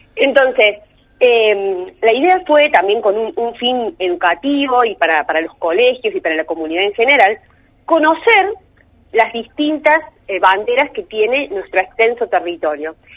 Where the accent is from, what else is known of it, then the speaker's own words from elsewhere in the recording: Argentina; como argentinos